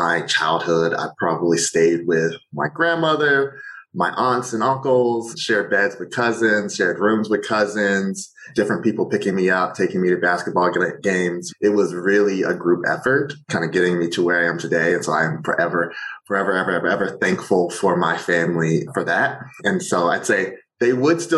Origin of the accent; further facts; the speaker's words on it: Virginia Beach, Virginia, United States; I grew up in Virginia Beach, Virginia, Hampton Roads 757